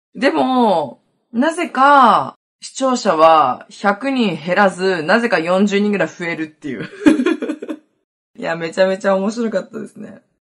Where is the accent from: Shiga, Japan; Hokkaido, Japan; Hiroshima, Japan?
Hokkaido, Japan; accent: Hokkaido dialect; どさんこ、北海道弁丸出しで